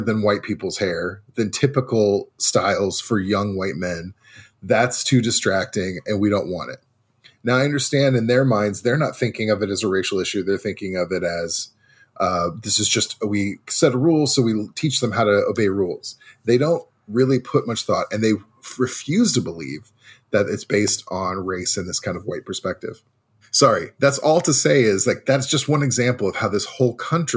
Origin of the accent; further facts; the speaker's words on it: Midwest, United States; I grew up in the Midwest, middle class-ish.